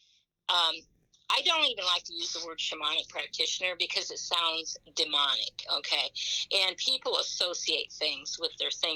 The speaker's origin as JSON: {"language": "English", "town": "Fort Wayne", "region": "Indiana", "country": "United States", "tie": "born or raised there", "said": "I'm from Fort Wayne, Indiana, too"}